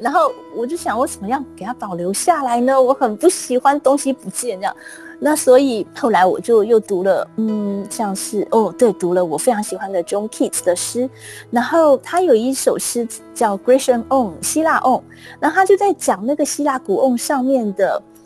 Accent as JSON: {"language": "Chinese", "town": "Kaohsiung", "country": "Taiwan", "also_born_or_lived": "United Kingdom", "moved": "yes", "said": "我在来自高雄啊，然后是这是一个有海洋的城市真的。"}